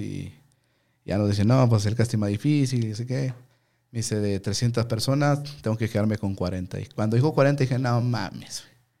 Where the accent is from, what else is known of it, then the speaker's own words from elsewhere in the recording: Ciudad Juárez, Chihuahua, Mexico; vengo de Juárez. Y porque yo era el único, güey, de Chihuahua